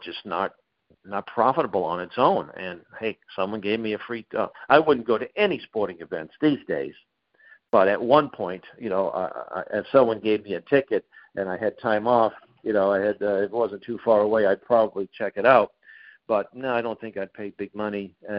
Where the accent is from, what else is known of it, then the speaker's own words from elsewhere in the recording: Boston, Massachusetts, United States; growing up in Boston, I'm 61.